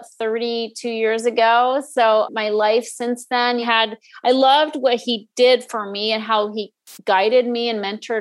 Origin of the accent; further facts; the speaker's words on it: Northeast, United States; I grew up in the Northeast